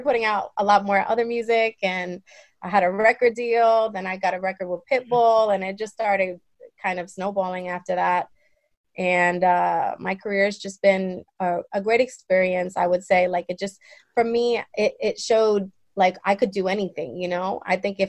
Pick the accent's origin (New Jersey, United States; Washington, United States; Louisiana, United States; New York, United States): New York, United States; New York City; I am from the Bronx, New York. Also from many other areas as well, in New York as well